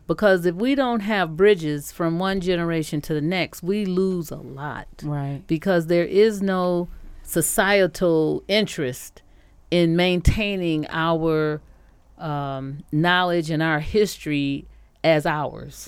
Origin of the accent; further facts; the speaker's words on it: Detroit, Michigan, United States; I grew up here in Detroit with uh, a lot of people who could sing well